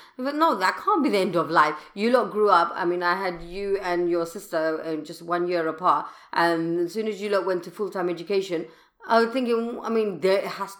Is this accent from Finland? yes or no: no; London, United Kingdom; born or raised there